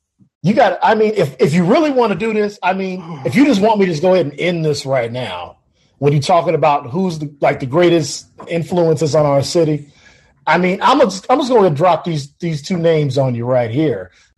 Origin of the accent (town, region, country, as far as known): Chicago, Illinois, United States